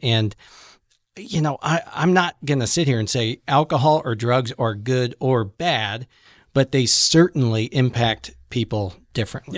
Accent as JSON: {"language": "English", "town": "Cuyahoga Falls", "region": "Ohio", "country": "United States", "tie": "born or raised there", "said": "I grew up in Cuyahoga Falls, which is right next door to Akron"}